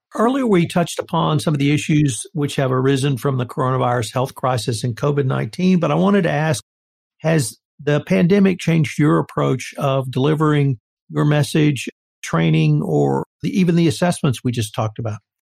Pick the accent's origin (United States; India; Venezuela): United States; the South; I'm a Southerner. I grew up in the South